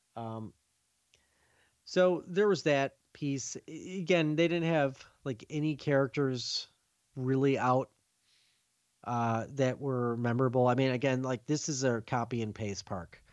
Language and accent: English; Chicago, Illinois, United States; I come from Chicago